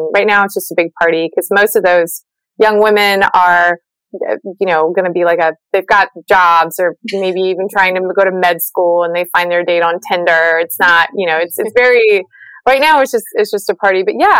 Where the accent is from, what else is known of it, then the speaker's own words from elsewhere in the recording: Charleston, South Carolina, United States; also born or lived in Southern California; I am from Charleston, South Carolina.